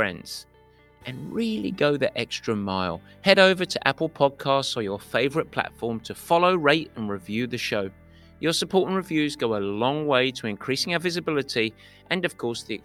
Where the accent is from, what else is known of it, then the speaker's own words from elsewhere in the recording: England, United Kingdom; a pure Englishman that I am